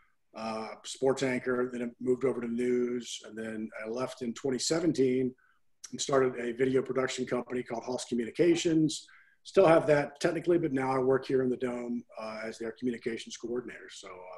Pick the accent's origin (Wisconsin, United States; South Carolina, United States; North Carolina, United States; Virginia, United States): Virginia, United States; moved away as an adult; also born or lived in Washington, D.C. area / Oklahoma / Lubbock, Texas; now in New Orleans, United States; I'm from Virginia originally